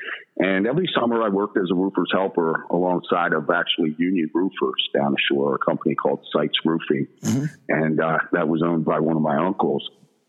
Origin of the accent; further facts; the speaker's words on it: Delaware County, Pennsylvania, United States; I grew up in Delco